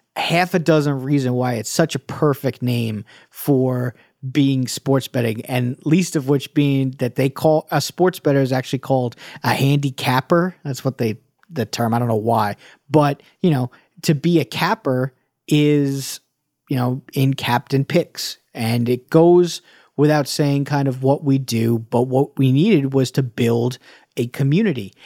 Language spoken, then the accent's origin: English; New York, United States; I'm from New York. I grew up as a Knicks fan, a Mets fan